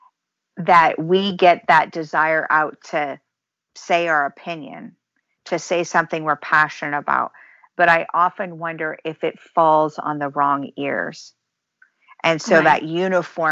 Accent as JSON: {"language": "English", "region": "Ohio", "country": "United States", "tie": "born or raised there", "moved": "as an adult", "lives_now": "Michigan, United States", "said": "I grew up in Ohio and I was active in 4-H"}